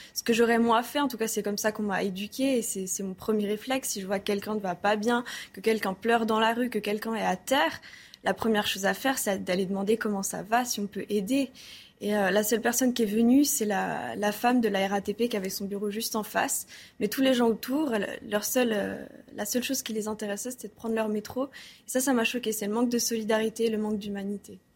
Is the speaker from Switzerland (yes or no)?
yes; Switzerland; now in Paris, France; je suis suisse aussi